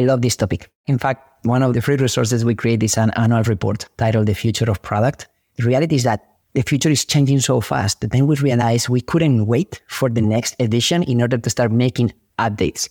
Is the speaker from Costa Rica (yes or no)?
no; Spain; now in Silicon Valley, United States; I'm an immigrant from Spain who moved to Silicon Valley chasing a dream